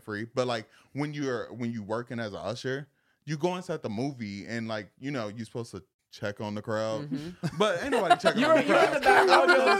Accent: Zion, Illinois, United States; I'm actually like 40 minutes out from Chicago, which is like Zion.

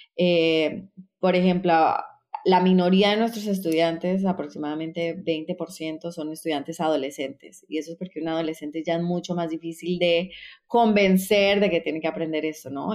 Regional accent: Costa Rica; moved away as an adult; also born or lived in Colombia / New York, United States; now in Peru; yo soy colombiana, crecí en Costa Rica

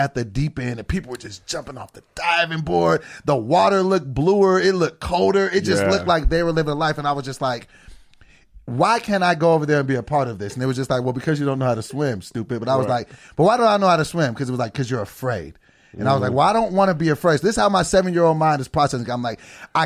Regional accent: Sacramento, California, United States; when I grew up in Sacramento, California

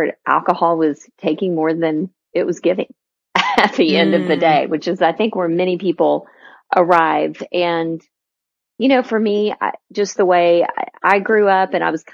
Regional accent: Texas, United States; a born, bred, and raised pure Texan

